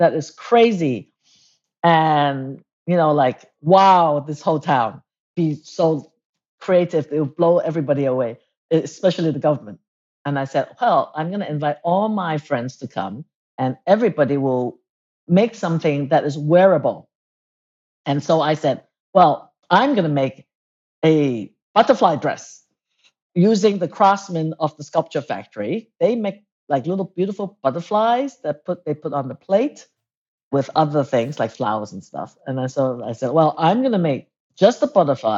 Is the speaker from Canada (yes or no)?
no; Hong Kong; also born or lived in Cambridge, England; now in Jingdezhen, China; I was born in England in Cambridge. And then I sort of like, we moved to Hong Kong when I was young, but we were always back in England, Cambridge